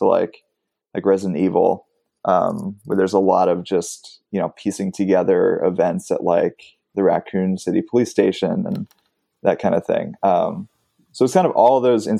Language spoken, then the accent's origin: English; Los Angeles, California, United States; I grew up in Los Angeles. So I grew up going to a lot of these like independent theaters